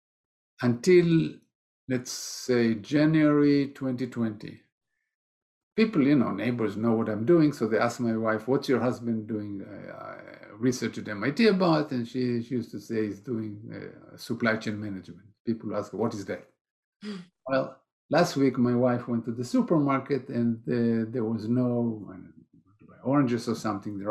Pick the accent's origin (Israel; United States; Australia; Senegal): Israel; moved away; I'm originally from Israel